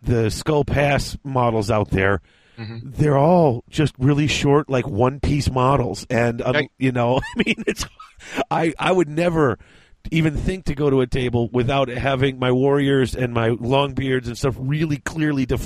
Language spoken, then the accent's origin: English; Midwest, United States; I'm from the Midwest